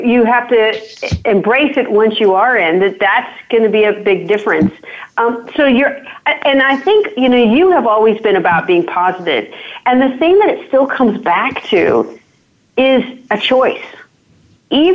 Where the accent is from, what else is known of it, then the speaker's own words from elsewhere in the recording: Virginia, United States; also born or lived in Washington, D.C. area; I grew up in Virginia, but in a small town.